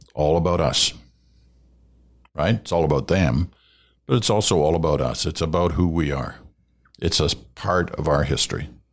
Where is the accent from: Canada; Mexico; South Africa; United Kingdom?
Canada; we are Canadian